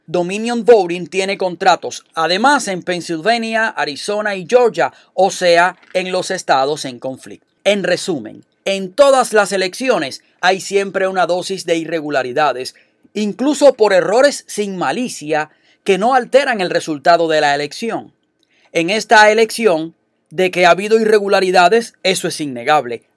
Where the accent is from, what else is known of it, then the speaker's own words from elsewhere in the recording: Cuba; moved away as an adult; now in United States; yo vengo de Cuba, donde existe una dictadura desde hace 61 años, casi 62, y viví 29 años de mi vida en ese sistema.